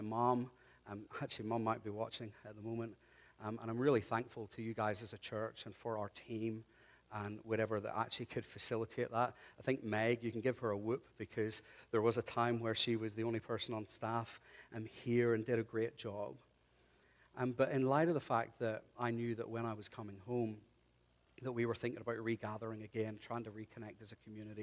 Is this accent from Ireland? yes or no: yes; Ireland; moved away; I'm Irish